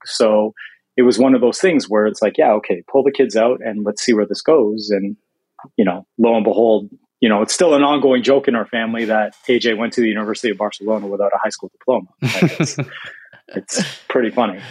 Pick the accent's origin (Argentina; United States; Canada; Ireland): Canada; Toronto, Ontario; moved away; I'm from Toronto originally